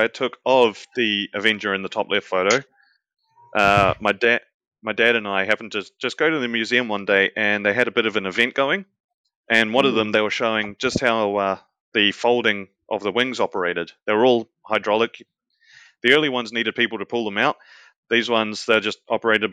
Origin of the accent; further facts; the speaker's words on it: New Zealand; that is New Zealand, my home country.